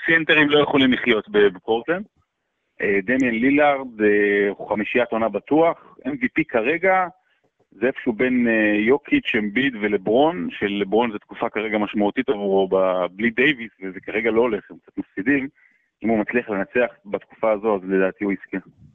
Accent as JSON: {"language": "Hebrew", "town": "Rehovot", "region": "Central District", "country": "Israel", "tie": "born or raised there", "said": "נולדתי ברחובות"}